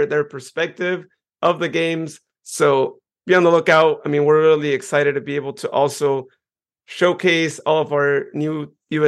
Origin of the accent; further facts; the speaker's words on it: Modesto, California, United States; my hometown in Modesto